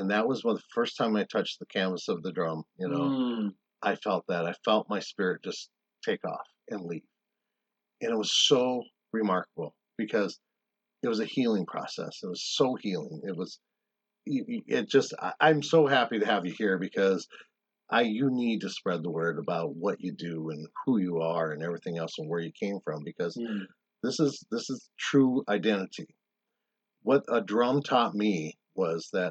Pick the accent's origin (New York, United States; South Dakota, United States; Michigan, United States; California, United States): South Dakota, United States; moved away; also born or lived in Arizona; I grew up in South Dakota